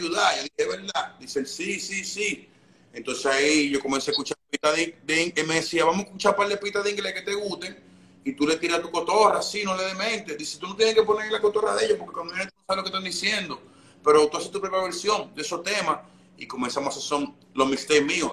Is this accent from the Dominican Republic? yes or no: yes; Dominican Republic; moved away as an adult; also born or lived in Santo Domingo; now in New York, United States; yo nací en República Dominicana